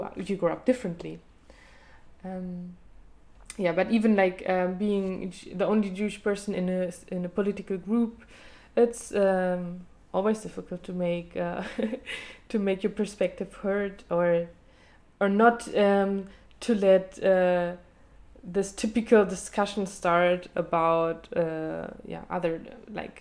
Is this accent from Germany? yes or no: yes; Germany; growing up in Germany as a German Jew